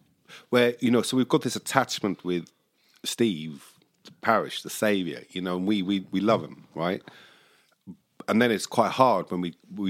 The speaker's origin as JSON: {"language": "English", "region": "London", "country": "United Kingdom", "accent": "English", "said": "I introduce myself and say I'm from London, and you know I've got the English accent, or I don't have it."}